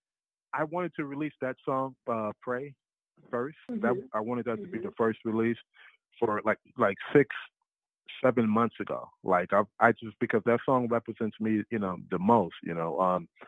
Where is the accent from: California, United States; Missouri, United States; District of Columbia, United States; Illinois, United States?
Illinois, United States; Chicago; I'm from Chicago